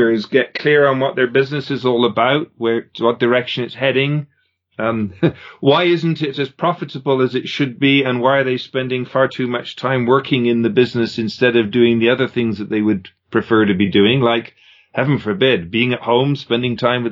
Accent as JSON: {"language": "English", "region": "England", "country": "United Kingdom", "tie": "born or raised there", "moved": "as an adult", "lives_now": "Canada", "said": "I grew up in England. I came to Canada when I was just after I graduated."}